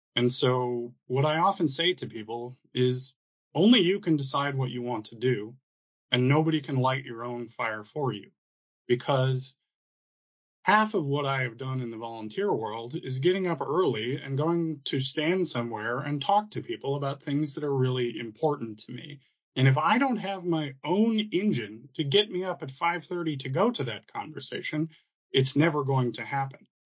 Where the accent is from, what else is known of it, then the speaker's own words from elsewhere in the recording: Michigan, United States; moved away; I had the wonderful experience of growing up in Michigan